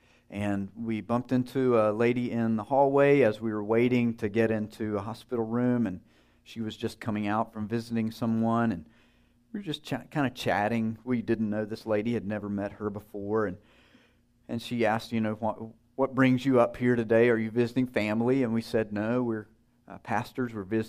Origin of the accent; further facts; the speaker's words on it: Wisconsin, United States; I'm from Wisconsin. That's not the most important thing about you.